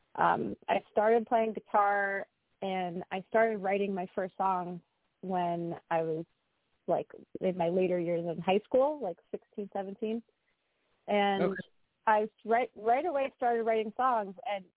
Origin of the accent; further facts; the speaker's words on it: United States; where I grew up in the New York, New Jersey metropolitan area